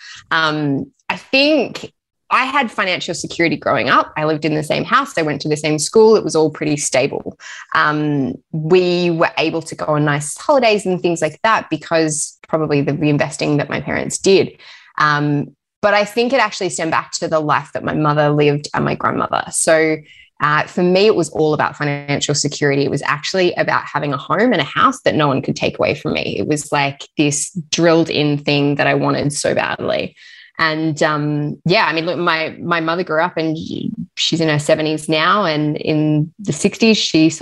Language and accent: English; Sydney, New South Wales, Australia; moved away as an adult; now in Sunshine Coast, Australia; Grew up in Sydney, but currently live on the Sunshine Coast.